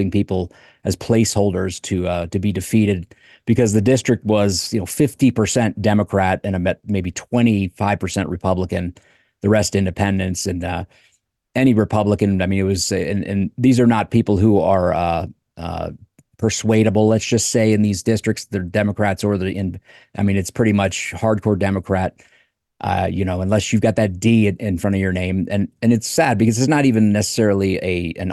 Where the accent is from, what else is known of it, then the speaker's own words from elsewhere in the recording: Delaware, United States; moved away; back in Delaware, my home state.